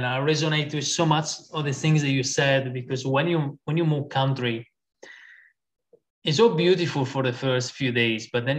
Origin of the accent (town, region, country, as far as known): Italy; English is a second language; moved away as an adult; now in Australia